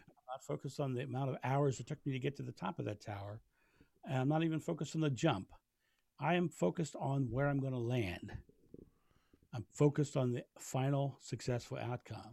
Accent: Rehoboth Beach, Delaware, United States; now in Fairlawn, United States; I grew up in Rehoboth Beach, Delaware, which is a beautiful

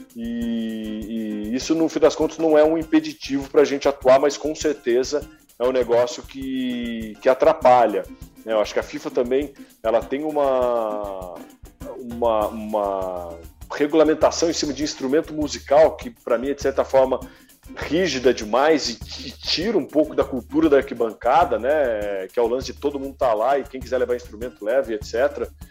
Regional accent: Guaratinguetá, São Paulo, Brazil; Eu sou de Guaratinguetá e, porra, torço pro Guará

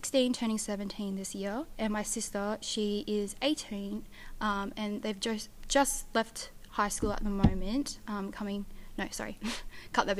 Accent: Perth, Western Australia, Australia; born or raised there; also born or lived in Canberra, Australia; now in Toowoomba, Australia

